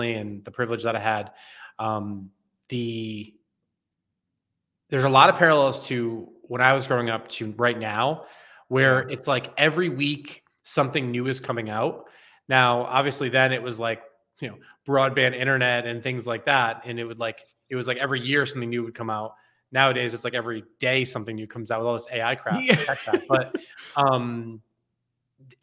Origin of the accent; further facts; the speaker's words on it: Connecticut, United States; I grew up on the East Coast in a state called Connecticut. I'm actually dialing in from New Haven